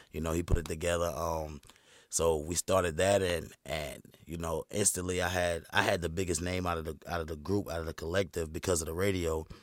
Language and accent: English; Fuquay-Varina, North Carolina, United States; Fuquay, man. I'm from Carolina.